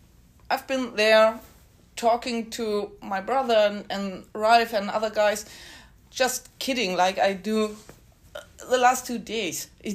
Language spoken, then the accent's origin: English; Bad Bramstedt, Schleswig-Holstein, Germany; Yes, me forever. I never go out of this town.